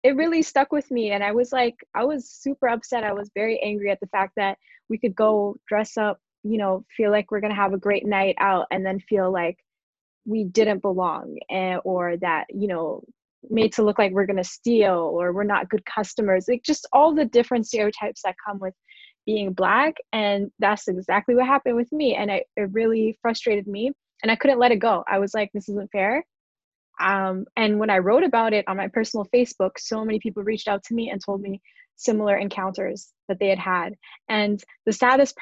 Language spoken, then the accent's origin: English; Canada; also born or lived in Toronto / Michigan; My family had an Ethiopian restaurant in my hometown in Canada back in the 90s